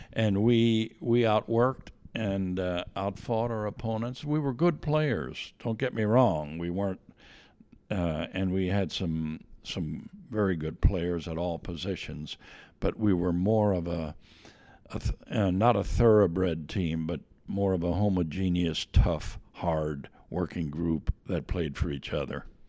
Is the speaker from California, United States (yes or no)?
no; Myerstown, Pennsylvania, United States; moved away as an adult; also born or lived in Lebanon, Pennsylvania / Bloomington, Indiana; I was born in Lebanon, P A, but moved at a young age to a small town, Myerstown